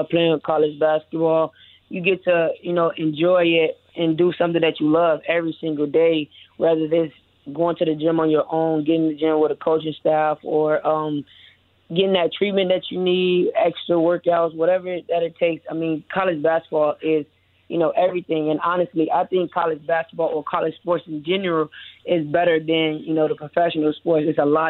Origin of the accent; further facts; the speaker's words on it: Chicago, Illinois, United States; moved away as an adult; now in Miami, United States; I'm from Chicago as a youngin'